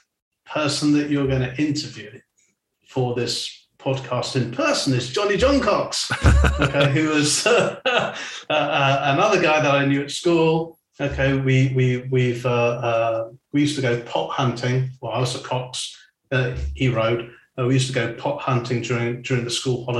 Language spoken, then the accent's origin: English; Weybridge, South East England, United Kingdom; moved away; also born or lived in China / Singapore / Switzerland; I'm from Weybridge.